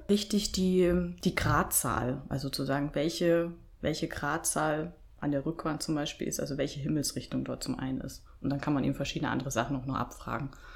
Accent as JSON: {"language": "German", "region": "Bavaria", "country": "Germany", "moved": "yes", "said": "bin ursprünglich aus Bayern"}